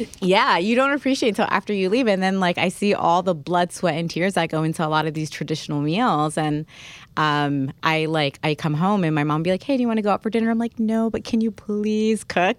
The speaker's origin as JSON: {"language": "English", "region": "New Jersey", "country": "United States", "tie": "born or raised there", "also_born_or_lived": "Alexandria, Egypt", "said": "My New Jersey was pretty diverse"}